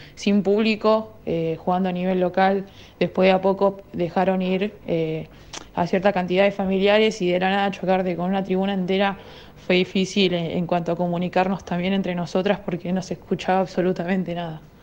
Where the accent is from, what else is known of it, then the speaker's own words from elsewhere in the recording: Mendoza, Argentina; moved away; also born or lived in Maipú, Mendoza; yo soy de Mendoza, eh, jugaba en Maipú y pude tener a toda mi familia ahí en la tribuna